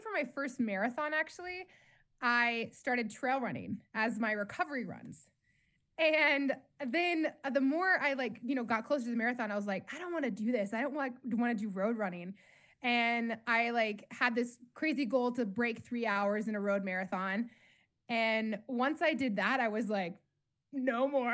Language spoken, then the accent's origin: English; Colorado, United States; I grew up in Colorado